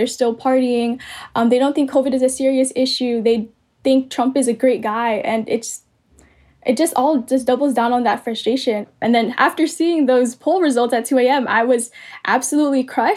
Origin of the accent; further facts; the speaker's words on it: American Samoa; moved away; I'm Filipina ethnically. But because I grew up in American Samoa